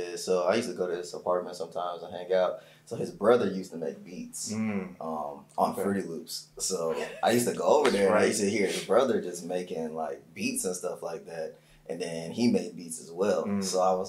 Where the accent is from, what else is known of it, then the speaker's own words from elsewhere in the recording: Columbus, Georgia, United States; born there; also born or lived in Germany / Texas / Illinois / California; You know, I was born in Columbus, Georgia.